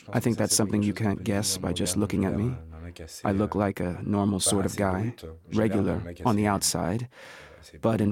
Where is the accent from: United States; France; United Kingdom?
France; Nevers, Bourgogne-Franche-Comté; I was born in Nevers.